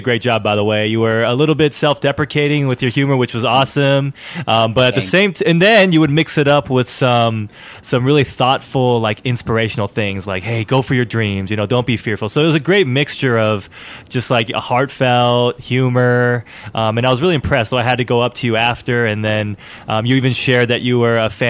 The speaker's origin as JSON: {"language": "English", "town": "Alameda", "region": "California", "country": "United States", "tie": "born or raised there", "said": "I live in Alameda, California. It's a city right in the San Francisco Bay Area, right next to Oakland, California. I was born and raised here in Alameda"}